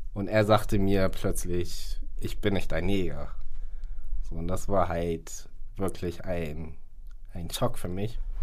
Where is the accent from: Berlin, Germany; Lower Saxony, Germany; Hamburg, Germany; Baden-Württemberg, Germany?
Hamburg, Germany; also born or lived in Ghana; gebürtig aus Ghana und lebe seit meiner Lebenszeit hier in Hamburg